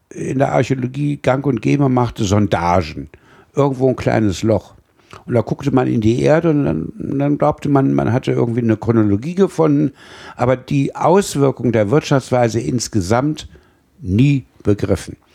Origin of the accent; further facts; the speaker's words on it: Celle, Lower Saxony, Germany; weil ich aus dem Zentrum der Bronzezeit Norddeutschlands heimatlich erwachsen bin. Also ich bin in Celle aufgewachsen.